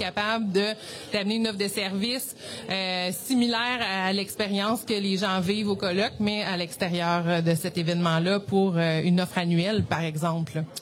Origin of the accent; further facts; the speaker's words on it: Sherbrooke, Quebec, Canada; je viens de Sherbrooke